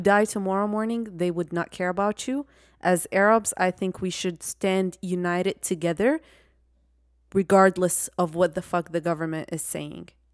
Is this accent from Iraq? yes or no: yes; Iraq; moved away; I'm from Iraq